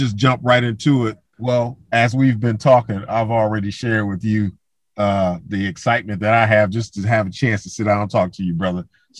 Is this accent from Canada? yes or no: no; Toledo, Ohio, United States; being from Ohio, I'm from Toledo, of course.